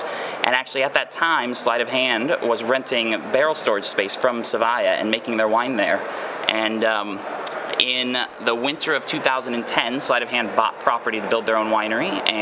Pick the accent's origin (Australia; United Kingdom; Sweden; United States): United States; Pendleton, Oregon; moved away as an adult; now in Walla Walla, United States; I had moved back to my hometown of Pendleton, Oregon